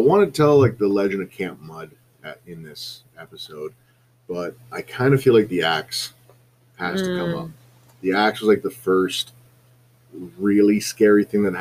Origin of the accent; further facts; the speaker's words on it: Southampton, Ontario, Canada; a summer job at a Pro Hardware in my hometown of Southampton